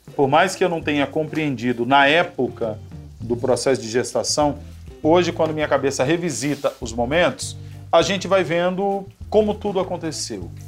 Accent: Salvador, Bahia, Brazil; Eu venho né, do, de Salvador

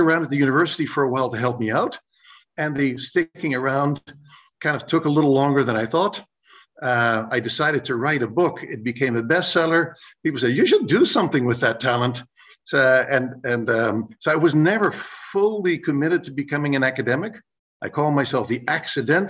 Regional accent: Canada; first language English; moved away as an adult; now in Rotterdam, Netherlands; I'm a Canadian by origin who went abroad to study, and I'm still living in Rotterdam

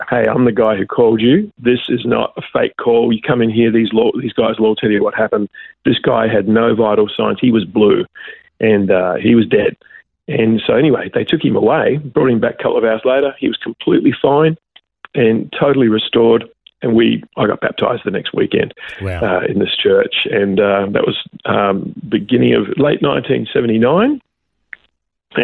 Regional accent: Adelaide, South Australia, Australia; now in Byron Bay, Australia; I was born in 1960 in Adelaide, South Australia

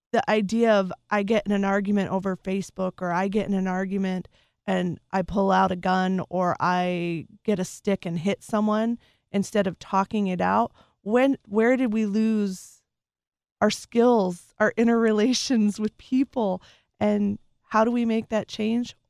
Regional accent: Las Vegas, Nevada, United States; moved away as an adult; I grew up there from, I was a military child, uh, we moved there when I was five, and I lived there till I went off to college

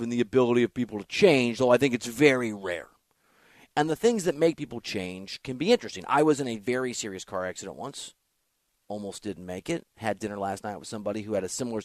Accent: Iowa, United States; moved away as an adult; also born or lived in Missouri; When I went to the University of Missouri, I was from Iowa

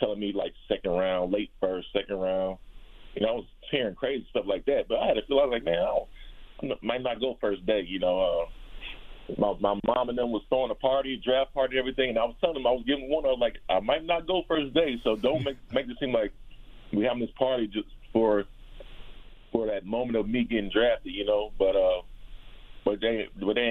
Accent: Chicago, Illinois, United States; moved away; growing up around Chicago area

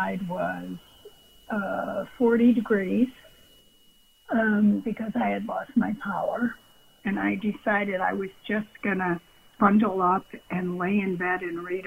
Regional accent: Buffalo, New York, United States; also born or lived in Pennsylvania; now in Colleyville, United States; I'm from Buffalo, New York

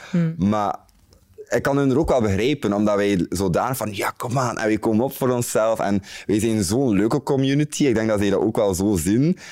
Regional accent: Bruges, Flanders, Belgium; moved away as an adult; now in Antwerp, Belgium; ik kom uit Brugge, dat is heel anders daar

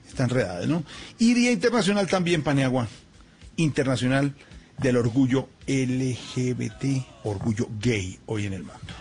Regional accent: Colombia; nos sentimos tan orgullosos de ser colombianos

